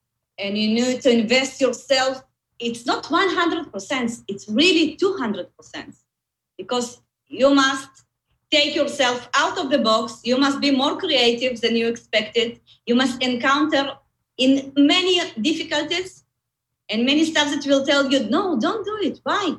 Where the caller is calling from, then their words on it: Tel Aviv, Tel Aviv District, Israel; From Tel Aviv. I'm based in Israel, but you know, we are working from home, so probably you'll find me in my living room.